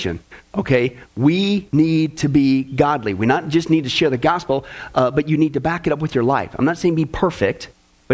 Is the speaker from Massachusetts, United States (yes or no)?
no; Kansas, United States; growing up in Kansas